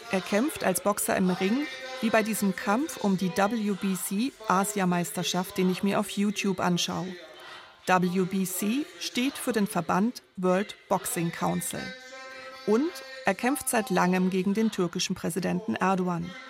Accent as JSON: {"language": "German", "country": "Turkey", "lives_now": "Germany", "said": "Aber wenn ich von meiner Heimat spreche, dann ist das die Türkei. Wenn in der Türkei etwas passiert, dann hat das wirklich einen großen Einfluss auf mich."}